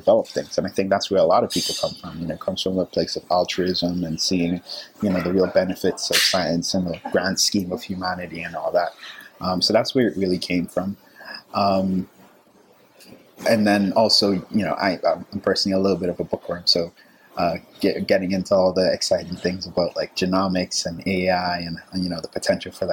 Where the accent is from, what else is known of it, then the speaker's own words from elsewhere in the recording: Antigua & Barbuda; moved away as an adult; also born or lived in South America; now in United States; I'm originally from the Caribbean, small little island, Antigua